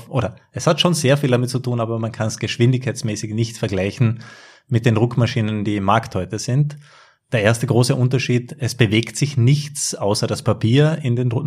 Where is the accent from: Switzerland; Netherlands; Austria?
Austria; Carinthia; Ich stamme aus Kärnten